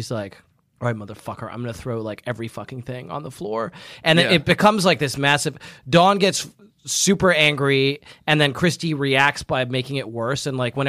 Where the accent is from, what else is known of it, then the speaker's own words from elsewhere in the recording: New York, United States; Oh, also, I'm from New York.